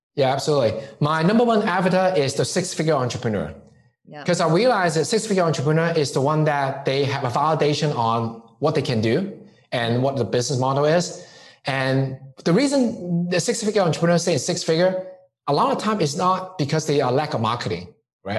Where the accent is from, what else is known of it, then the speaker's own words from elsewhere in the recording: Hong Kong; moved away; growing up in Hong Kong